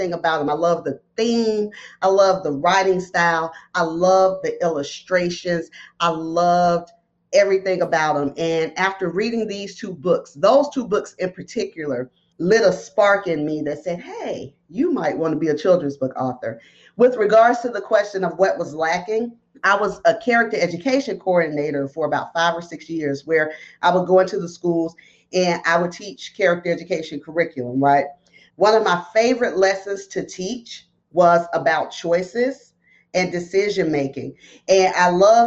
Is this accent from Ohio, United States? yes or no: no; Bessemer, Alabama, United States; moved away as an adult; also born or lived in Birmingham, Alabama; now in Georgia, United States; We're not originally from Georgia. I'm from Bessemer, Alabama